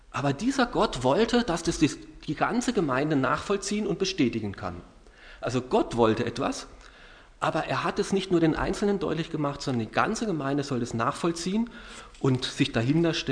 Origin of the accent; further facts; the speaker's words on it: Karlsruhe, Baden-Württemberg, Germany; wir werden, wenn wir in Deutschland sind, immer wieder in meiner Heimatstadt äh, bei meinen Eltern unterkommen, in Karlsruhe sein.